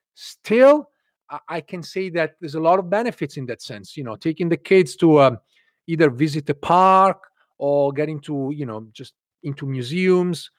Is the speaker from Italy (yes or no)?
yes; Italy; English is a second language; moved away as an adult; also born or lived in London / Ireland; now in United States; I grew up in Italy, where we have universal healthcare